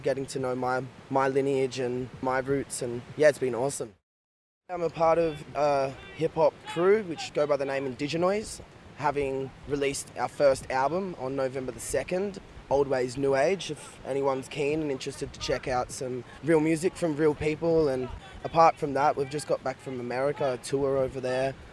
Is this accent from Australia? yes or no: yes; Byron Bay, New South Wales, Australia; growing up in Byron Bay and around the Shire